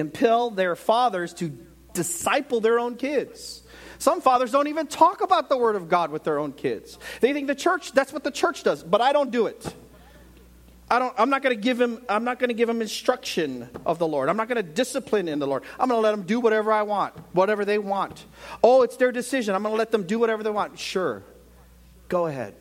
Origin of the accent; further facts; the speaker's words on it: United States; I'm from America